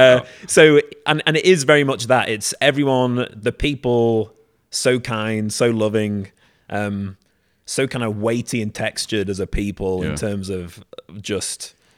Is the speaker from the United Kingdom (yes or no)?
yes; Chester, North West England, United Kingdom; born there; accent: soft northern; also born or lived in Liverpool; My accent is one that is, it's never quite as strong as the people around me. When I went down south, people described me as the northerner. However, in the north, I had a soft accent, if you will, rather than a hard accent, because I went from born in Chester, lived in Liverpool